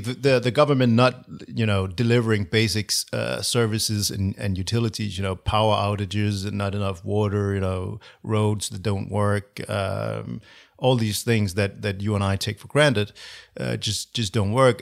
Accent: Copenhagen, Capital Region of Denmark, Denmark; I'm from Copenhagen, yes. Born

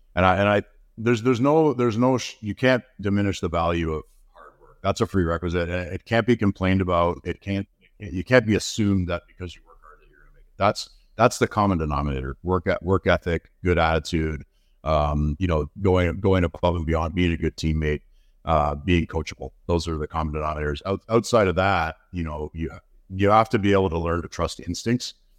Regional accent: Burlington, Ontario, Canada; also born or lived in London, Ontario / Kingston, Ontario / Toronto, Ontario; I was born in London, Ontario. My family, uh, I grew, grew up till I was fourteen in Burlington, Ontario

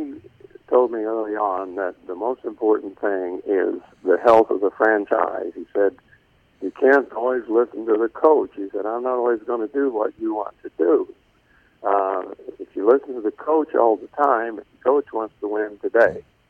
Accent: Dale, Indiana, United States; there are three of us from with Dale roots that are in the Indiana Basketball Hall of Fame.

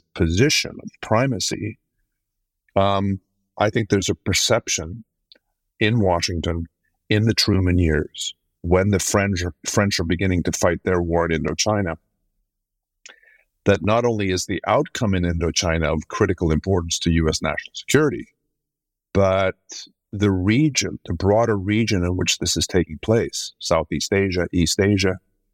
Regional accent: Sweden; I'm from Sweden, which is where I'm sitting tonight

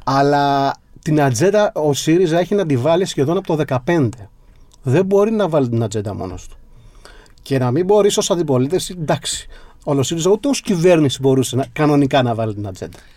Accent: my village in western Messinia, Peloponnese, Greece; στο χωριό μου στη δυτική Μεσσηνία

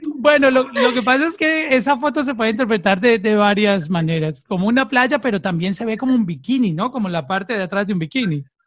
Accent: Colombia; now in Miami, United States; Soy colombiano

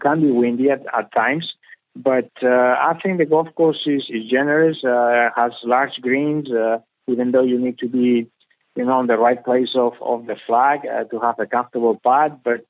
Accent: Spain; when I grew up here in Spain

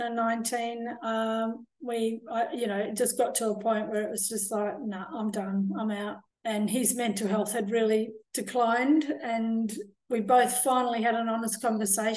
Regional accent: Australia; moved away as an adult; also born or lived in France / England; I'm from Australia

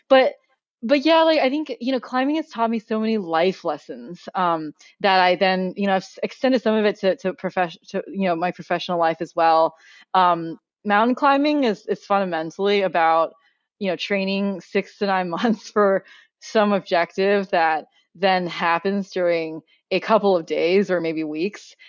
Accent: Oregon, United States; also born or lived in Beijing, China; I grew up in Oregon, so really the outdoors is, like, part of my upbringing.

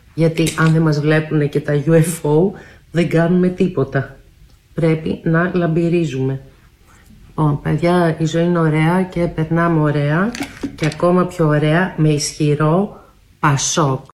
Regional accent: Athens, Attica, Greece; γεννήθηκα στην Κυψέλη, αλλά μετά οι γονείς μου μετακόμισαν στο Κολονάκι

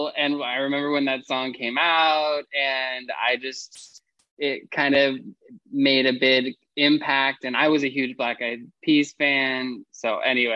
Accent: Fresno, California, United States; I grew up in Fresno, California

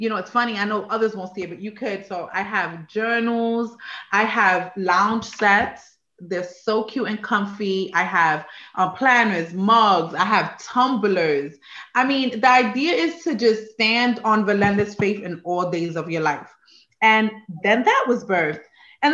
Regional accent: New York, United States; moved away as an adult; also born or lived in Puerto Rico; now in Maryland, United States; I was born on the island of Puerto Rico and came to New York when I was about 5. And then I was just in New York for the rest of my young adult years

